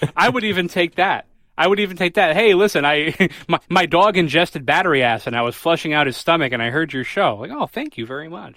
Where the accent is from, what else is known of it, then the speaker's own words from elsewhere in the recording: New Haven, Connecticut, United States; I'm from New Haven